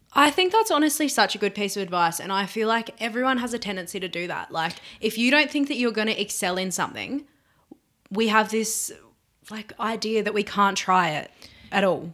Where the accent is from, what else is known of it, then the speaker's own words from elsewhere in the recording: Burnie, Tasmania, Australia; now in Hobart, Australia; I was born in Burnie, so the northwest of Tasmania. Um, and yeah, I grew up there.